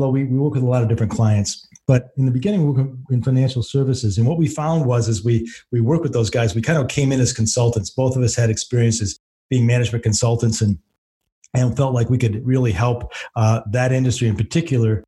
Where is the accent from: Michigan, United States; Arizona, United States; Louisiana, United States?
Michigan, United States; moved away as an adult; now in Kentucky, United States; Born and raised in Michigan. And just recently moved down here to Kentucky because I got tired of the winters.